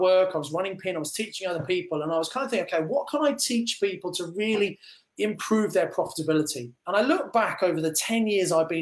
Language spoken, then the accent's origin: English; Kent, South East England, United Kingdom; moved away as an adult; also born or lived in Birmingham; I come from Kent originally, but I live and was working in Birmingham